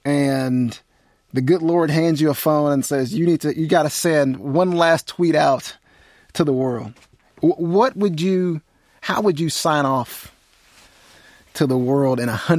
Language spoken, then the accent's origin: English; Jasper, Texas, United States; moved away; I grew up in East Texas and a town called Jasper in the early 1990s